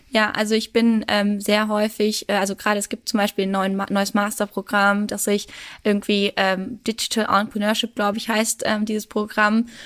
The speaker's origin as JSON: {"language": "German", "town": "Würzburg", "region": "Bavaria", "country": "Germany", "also_born_or_lived": "Regensburg", "moved": "as an adult", "said": "Ich bin ja ursprünglich aus Würzburg ähm, und bin dann nach Regensburg gekommen"}